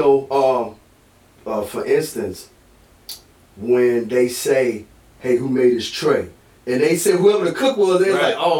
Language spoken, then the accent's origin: English; United States; also born or lived in East Coast; I come from Halifax County.